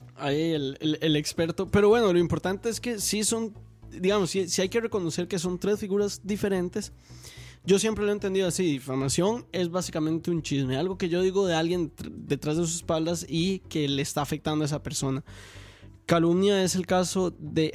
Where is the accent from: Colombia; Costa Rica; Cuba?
Costa Rica; nosotros como costarricenses